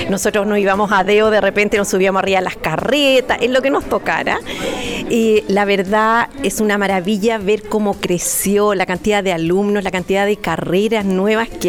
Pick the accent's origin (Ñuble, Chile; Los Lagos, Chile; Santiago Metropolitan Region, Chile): Ñuble, Chile; Chillán; moved away as an adult; yo me fui de Chillán, me fui a la sexta región, me fui al campo, me casé y tuve cinco hijos.